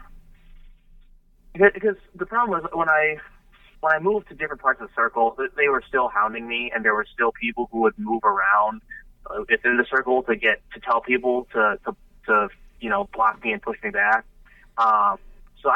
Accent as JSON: {"language": "English", "town": "St. Louis", "region": "Missouri", "country": "United States", "moved": "yes", "said": "I'm from St. Louis originally"}